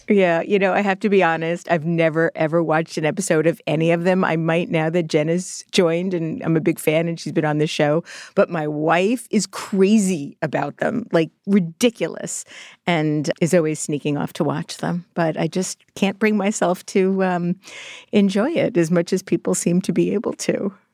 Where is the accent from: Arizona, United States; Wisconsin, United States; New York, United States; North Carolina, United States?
New York, United States; New York City; I was born in Borough Park, Brooklyn